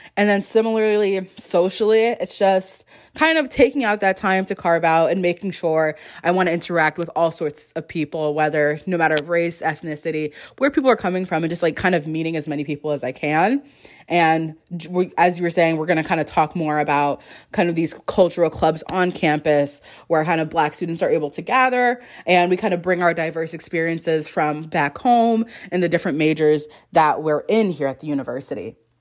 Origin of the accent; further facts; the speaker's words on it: West Palm Beach, Florida, United States; moved away as an adult; another South Florida gal here with me. We're pretty close, West Palm and Miami